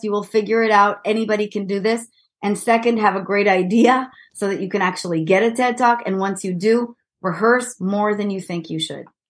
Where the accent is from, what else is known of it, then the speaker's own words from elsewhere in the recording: Israel; English is a second language; moved away; I'm an Israeli and as you might hear from my sexy accent